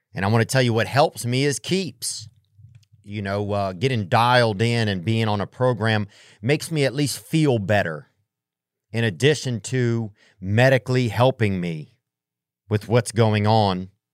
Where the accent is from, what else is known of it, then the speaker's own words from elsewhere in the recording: Covington, Louisiana, United States; I'm from Covington